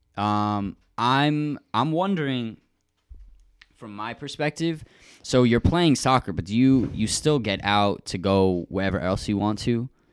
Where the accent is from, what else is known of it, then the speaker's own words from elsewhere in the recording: Rochester, New York, United States; moved away; That's actually where Joey and I were both born.